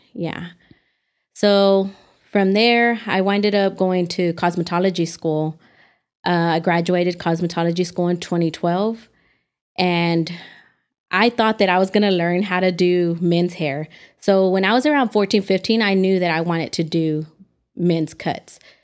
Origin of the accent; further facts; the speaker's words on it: Dallas, Texas, United States; now in Amarillo, United States; growing up in Dallas, I feel like it's so overly saturated with people